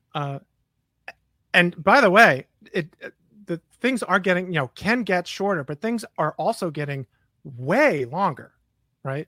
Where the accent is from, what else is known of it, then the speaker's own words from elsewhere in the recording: New York City, New York, United States; I'm from New York City